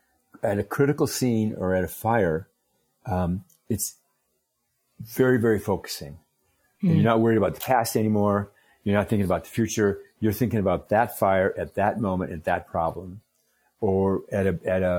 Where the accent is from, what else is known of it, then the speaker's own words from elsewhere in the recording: Minnesota, United States; I grew up in Minnesota, and Minnesota's very Scandinavian